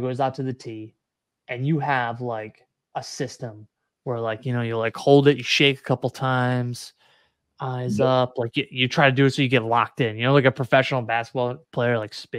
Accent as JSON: {"language": "English", "town": "Syracuse", "region": "New York", "country": "United States", "said": "I'm from Syracuse"}